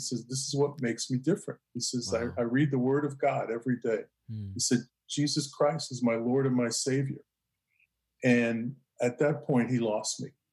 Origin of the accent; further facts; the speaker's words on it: New York City, New York, United States; I grew up in Brooklyn